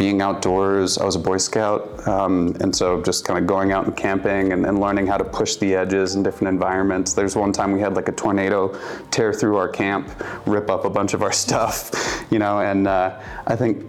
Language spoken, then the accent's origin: English; Arkansas, United States; moved away; also born or lived in Johnson City, Tennessee / Memphis, Tennessee / Kenya; I really mostly kind of identify as an Arkansan